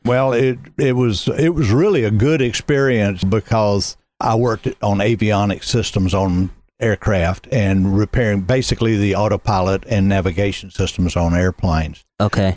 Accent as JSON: {"language": "English", "town": "Smyrna", "region": "Georgia", "country": "United States", "tie": "born or raised there", "also_born_or_lived": "Raleigh, North Carolina", "said": "I grew up in Smyrna, graduated from Campbell High School"}